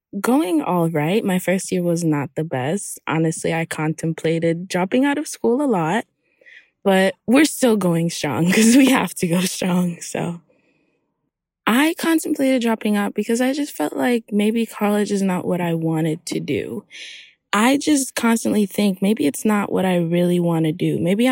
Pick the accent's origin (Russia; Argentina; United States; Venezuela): United States; Hollywood, Florida; also born or lived in Haiti; I'm from Haiti, and I grew up in Hollywood, Florida